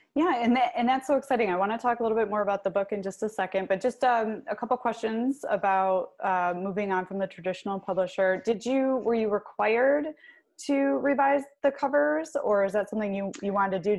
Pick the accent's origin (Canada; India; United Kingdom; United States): United States; Clarkston, Michigan; i grew up in clarkston which is not far from milford